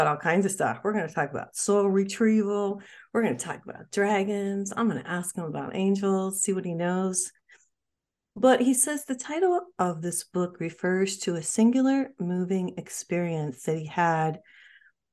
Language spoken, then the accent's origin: English; Michigan, United States; moved away; also born or lived in New Mexico; originally from Michigan, but spent a long time in New Mexico